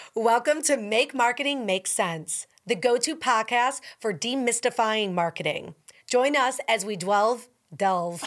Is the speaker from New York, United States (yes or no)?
yes; Buffalo, New York, United States; now in New Orleans, United States; I'm from Buffalo